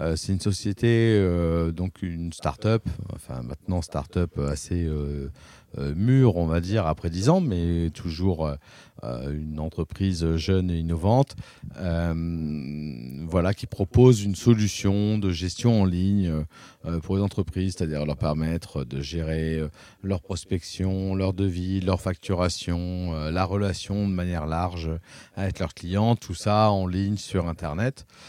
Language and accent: French; Paris, Île-de-France, France; moved away as an adult; now in La Rochelle, France; moi, je suis né à Paris dans le 15e